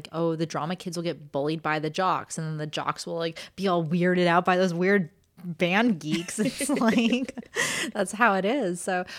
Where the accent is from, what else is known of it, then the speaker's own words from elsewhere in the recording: Los Angeles, California, United States; was an LA fan, I would be a Lakers fan. Because, well, one, it's my hometown.